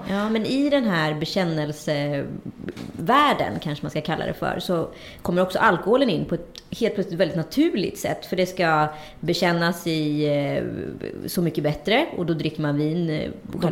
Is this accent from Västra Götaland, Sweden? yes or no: yes; Strömstad, Västra Götaland, Sweden; also born or lived in Örebro; jag kommer i delar från Örebro, men jag gjorde hela liksom, från 11 och upp till 17 i Strömstad.